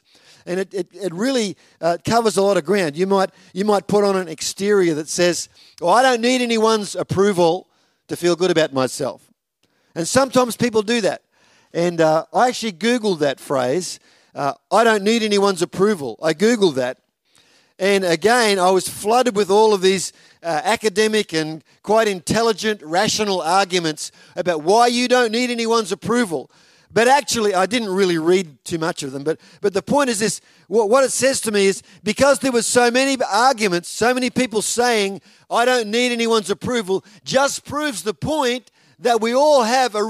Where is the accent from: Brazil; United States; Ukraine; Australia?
Australia; Victoria; now in Toowoomba, Australia; growing up in Victoria, and a little country town where we were